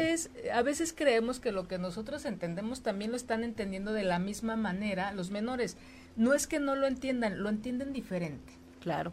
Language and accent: Spanish; Mexico; esta educación tan polarizada que tenemos como mexicanas, como mexicanos